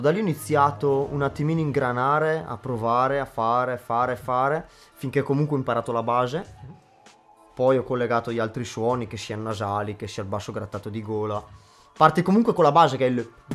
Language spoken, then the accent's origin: Italian; Leno, Lombardy, Italy; vengo da Leno, in provincia di Brescia